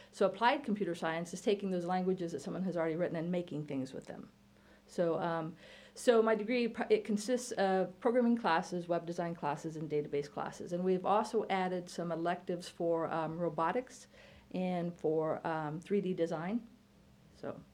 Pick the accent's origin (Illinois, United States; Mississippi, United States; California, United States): Illinois, United States; Hoopeston; because he's from Hoopeston. I'm from Hoopeston.